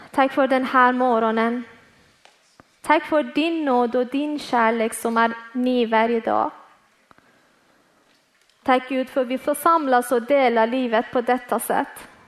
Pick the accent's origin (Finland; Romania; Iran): Iran; Swedish is a second language; now in Malmö, Sweden; Jag är född och uppväxt i Iran och kom till tro på Jesus efter jag kom hit tillsammans med min familj 2014.